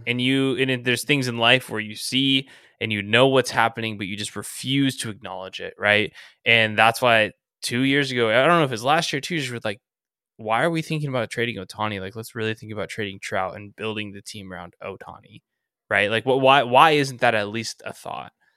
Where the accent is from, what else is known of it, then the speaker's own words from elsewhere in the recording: Orange County, California, United States; I grew up in Orange County